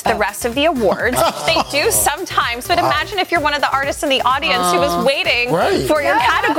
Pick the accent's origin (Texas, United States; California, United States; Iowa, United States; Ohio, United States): Texas, United States; I am from Texas